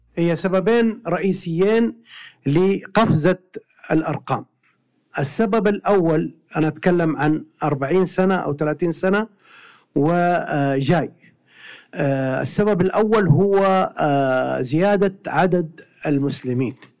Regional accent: Mecca, Makkah Province, Saudi Arabia; أنا من أهل مكة وأعرف مكة

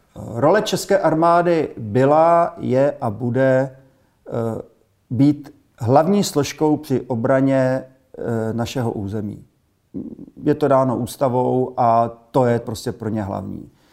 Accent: Czechia; Jako Češi

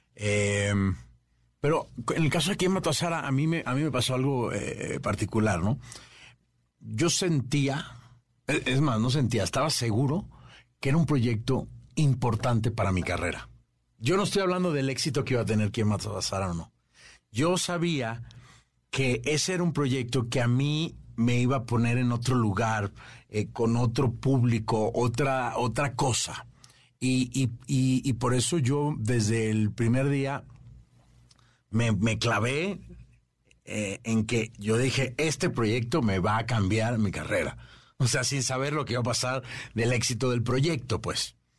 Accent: Venezuela; yo soy venezolano

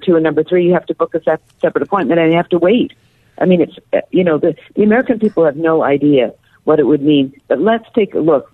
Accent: Canada; I'm Canadian

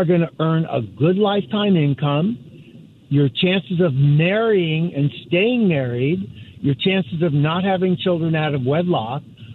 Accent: Ohio, United States; When I was growing up in Ohio, my dad worked for NCR

